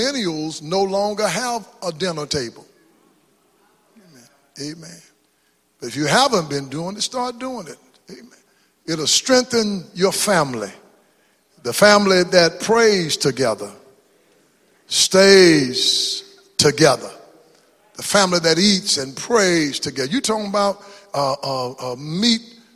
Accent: East Texas, United States; moved away; born black in East Texas, segregated

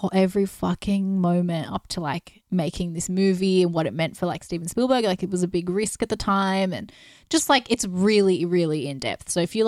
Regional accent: Australia; We're just Australian, so we just pronounce things weird.

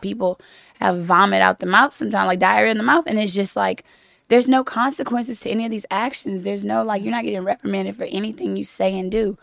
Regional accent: Louisiana, United States; now in Los Angeles, United States; I'm from Louisiana, but we met in Los Angeles, where I live in Los Angeles now

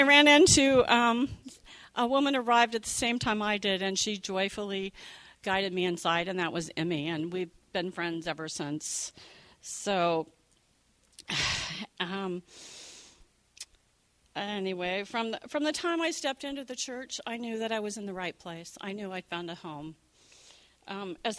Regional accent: Beaverton, Oregon, United States; also born or lived in Southern California / Seattle; now in Beaverton, United States; I have come full circle since I was born and raised in Beaverton via Southern California and then to Seattle

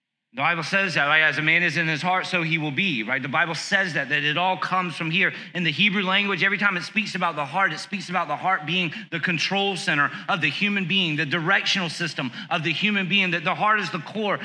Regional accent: South Carolina, United States; I grew up in South Carolina watching WWF

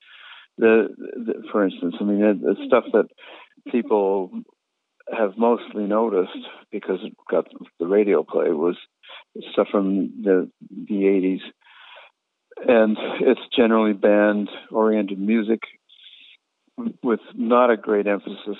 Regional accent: Canada; having grown up in as an English Canadian without much sense of tradition

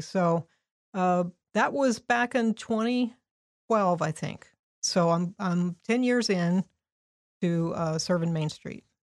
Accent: Indianapolis, Indiana, United States; now in Crawfordsville, United States; I'm originally from Indianapolis, grew up on the west side

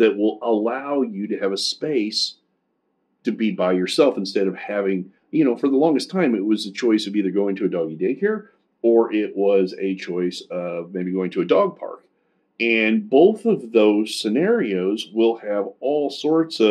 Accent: Kansas City, United States; I'm from Kansas City

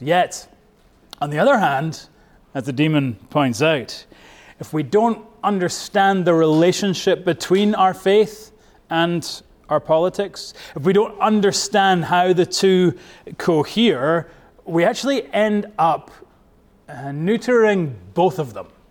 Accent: Scotland, United Kingdom; now in United States; I am from Bonnie, Scotland, but I am now a proud American.

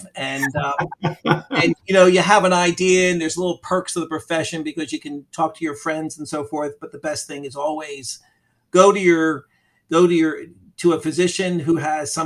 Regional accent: Philadelphia, Pennsylvania, United States; now in Florida, United States; I grew up in Philadelphia, Pennsylvania

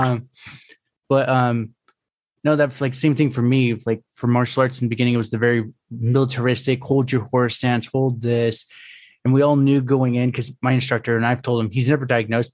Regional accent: California, United States

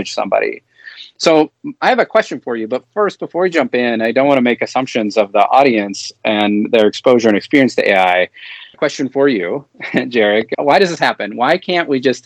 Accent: Minnesota, United States; my home state of Minnesota

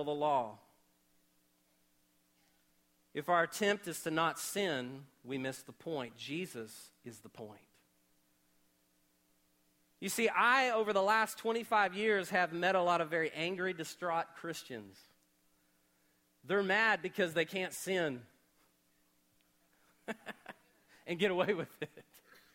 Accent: Oklahoma, United States; Growing up in Oklahoma

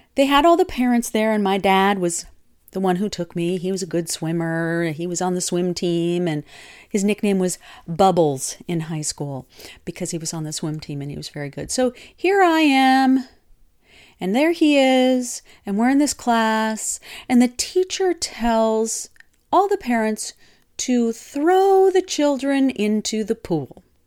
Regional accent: Minnesota, United States; my youth, my ute growing up in Minnesota

